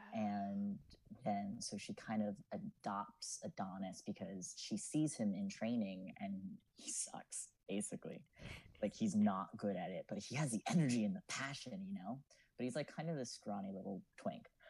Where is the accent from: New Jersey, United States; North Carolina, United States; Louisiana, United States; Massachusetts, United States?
New Jersey, United States; Lakewood; I'm from uh, a lovely little town that you probably know, Lakewood